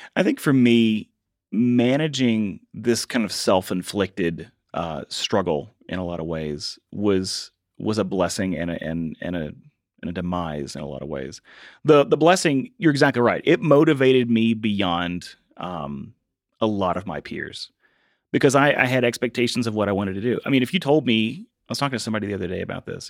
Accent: Virginia, United States; moved away as an adult; I had to go back to my hometown of Virginia and work at a window factory with my dad

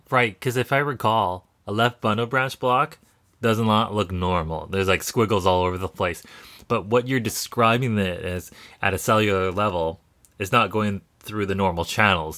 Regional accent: Canada; we're Canadian

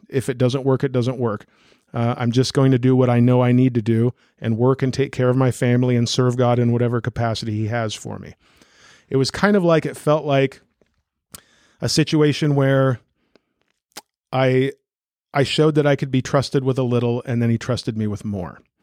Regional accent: Newton, United States; pastoring a Christian Reformed church in my hometown. My wife and I are both from here

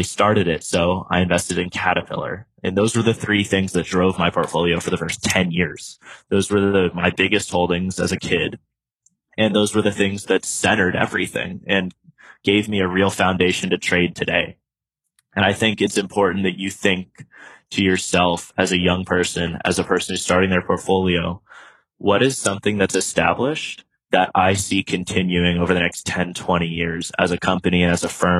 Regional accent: United States; also born or lived in China; it is my duty as an American to try to bridge that gap as an American going over to China

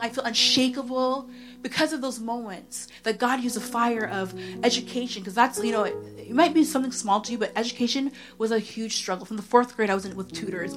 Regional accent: Oshawa, Ontario, Canada; I'm from Oshawa

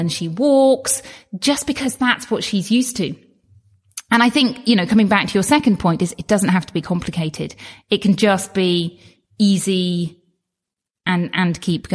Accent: United Kingdom; as a British person, we don't get health bills in the same way as you do in the United States

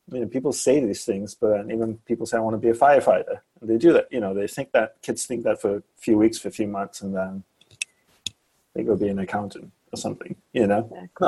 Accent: Malaysia; born there; well, I was born in Malaysia, and I first had the thought to be a monk when I was around four or five years old.

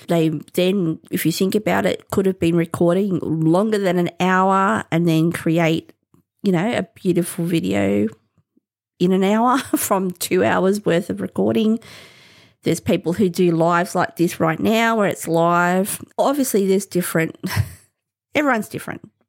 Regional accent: Australia; as an Australian

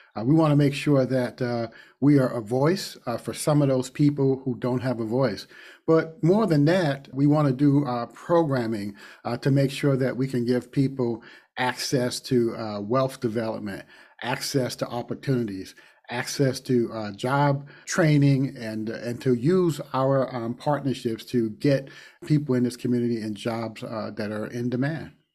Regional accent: Yonkers, New York, United States; also born or lived in Harlem, New York; now in Madison, United States; I grew up in Yonkers, New York, but I spent a lot of time in Harlem

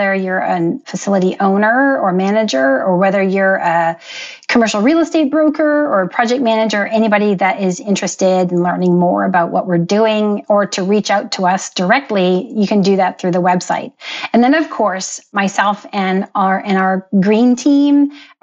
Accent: Canada; I was born and raised in Canada.

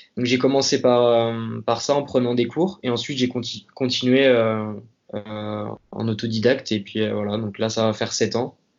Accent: Hennebont, Brittany, France; now in Paris, France; je suis originaire de Bretagne, donc euh, plus précisément une petite ville qui s'appelle Enbon, dans, donc dans le Morbihan, et je suis actuellement basé à Paris.

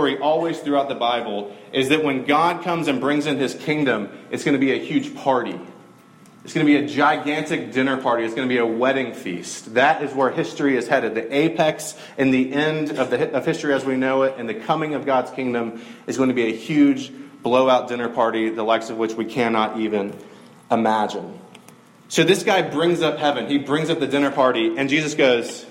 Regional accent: Middle Georgia, United States; I grew up in Middle Georgia.

